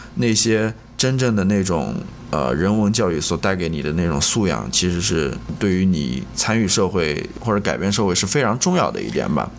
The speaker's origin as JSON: {"language": "Chinese", "country": "China", "said": "跟我们中国人小孩子与家庭父母关系挺像的"}